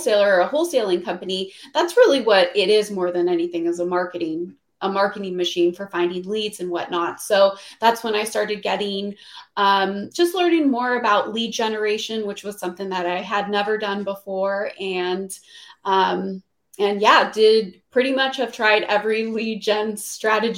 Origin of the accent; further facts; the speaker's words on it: Phoenix, Arizona, United States; also born or lived in Los Angeles; I'm from Phoenix. That's where I am. I'm back in Phoenix now